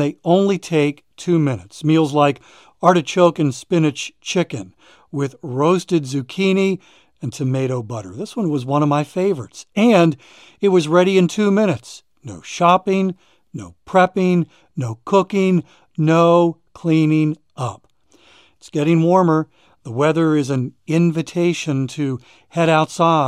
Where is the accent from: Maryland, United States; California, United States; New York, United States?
Maryland, United States; I grew up in Maryland, not far from D.C.